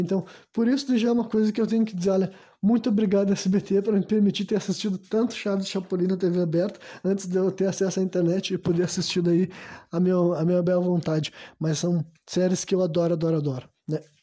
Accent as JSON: {"language": "Portuguese", "country": "Brazil", "said": "Eu, enquanto brasileiro"}